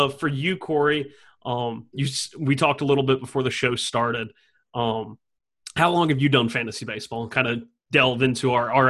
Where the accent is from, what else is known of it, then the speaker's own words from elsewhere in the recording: Dothan, Alabama, United States; you raised me in Dothan, Alabama, that no one can even point out on a map?